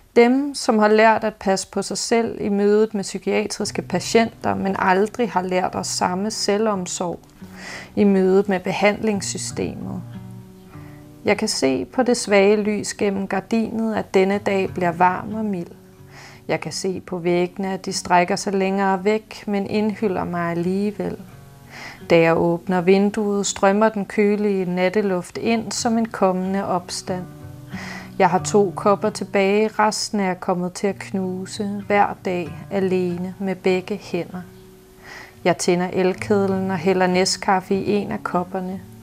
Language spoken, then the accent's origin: Danish; Copenhagen, Capital Region of Denmark, Denmark; also born or lived in Nørrebro, Copenhagen; Jeg er opvokset i Indre By i lejlighed